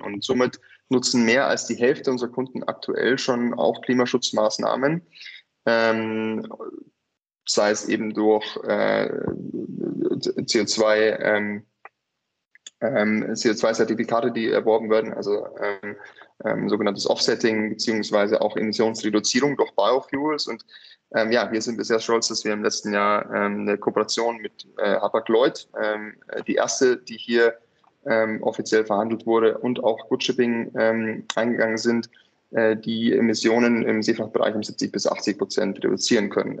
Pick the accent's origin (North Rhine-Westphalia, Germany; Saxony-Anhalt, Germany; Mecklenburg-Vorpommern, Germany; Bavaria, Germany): Bavaria, Germany; near Munich; also born or lived in California / Hong Kong; ich bin äh, in der Nähe von München aufgewachsen